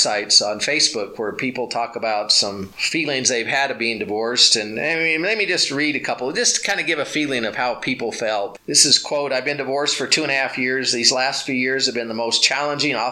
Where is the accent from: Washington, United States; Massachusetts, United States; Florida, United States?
Washington, United States; Richland; also born or lived in Libertyville, Illinois; I was born in Libertyville, Illinois, some 40 plus almost 30 years ago. I was raised in Richland, Washington